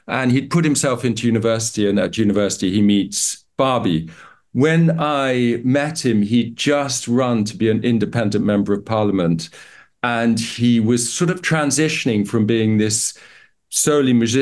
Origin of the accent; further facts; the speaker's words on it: Uganda; So I grew up in Uganda